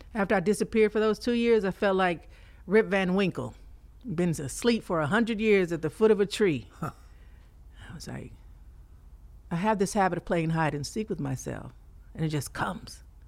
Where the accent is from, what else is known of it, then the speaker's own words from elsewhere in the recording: Fort Worth, Texas, United States; now in Houston, United States; born and raised in fort worth texas okay uh, i moved to houston maybe about nine years ago